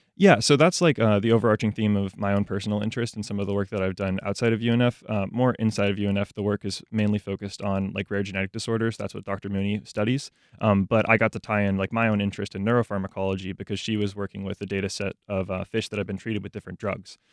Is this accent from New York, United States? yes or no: no; Jacksonville, Florida, United States; I grew up in Jacksonville. Um, I've lived here for, like, my entire life.